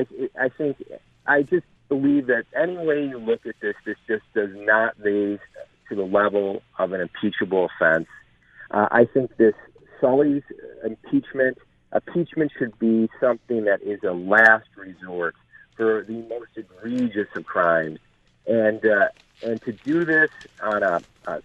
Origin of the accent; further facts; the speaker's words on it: Erie County, New York, United States; I'm from Erie County